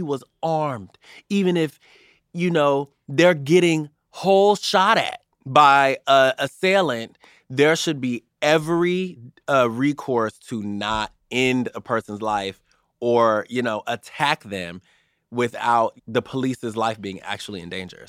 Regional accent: United States; we, as Americans

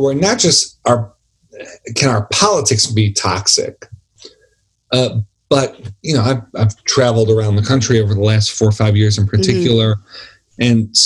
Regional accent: Buffalo, New York, United States; I'm from Buffalo, New York

